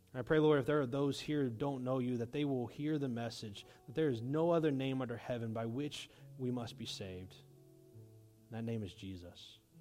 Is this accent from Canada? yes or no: no; United States; As American Christians